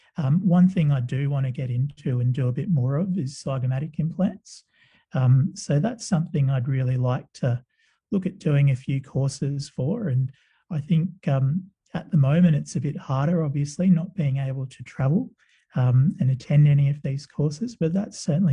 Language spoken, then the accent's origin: English; Sydney, New South Wales, Australia; also born or lived in West Indies / Adelaide; I grew up in Sydney